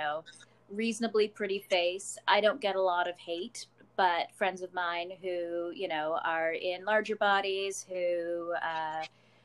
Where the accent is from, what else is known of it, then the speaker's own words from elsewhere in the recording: Canada; I'm a cosplayer from Canada